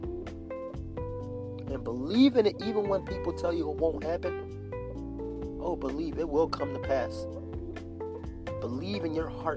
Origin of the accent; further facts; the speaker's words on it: Philadelphia, Pennsylvania, United States; moved away; when I lived in Philadelphia, Pennsylvania